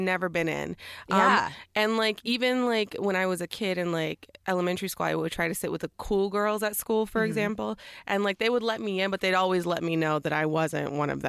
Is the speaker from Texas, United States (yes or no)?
yes; Dallas, Texas, United States; I'm from Dallas, Texas.